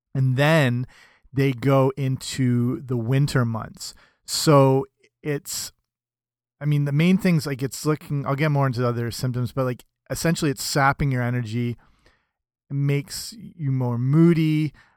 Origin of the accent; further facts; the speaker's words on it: Canada; I'm Canadian